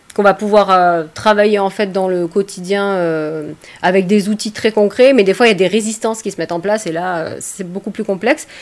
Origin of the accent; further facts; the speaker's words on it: Provence-Alpes-Côte d'Azur, France; je viens des Alpes-Maritimes